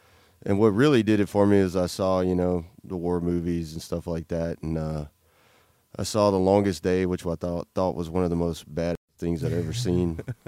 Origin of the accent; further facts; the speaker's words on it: Louisiana, United States; growing up in a little small podunk town in Louisiana, you know, I had, my grandpa was a World War II vet in the Navy.